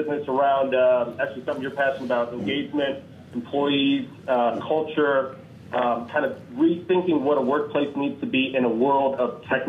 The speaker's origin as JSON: {"language": "English", "town": "Denver", "region": "Colorado", "country": "United States", "said": "I'm from Denver, Colorado."}